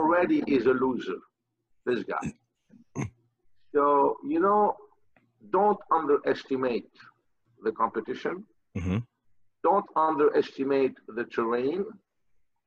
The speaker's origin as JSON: {"language": "English", "country": "Lebanon", "tie": "born or raised there", "moved": "yes", "said": "I come from Lebanon."}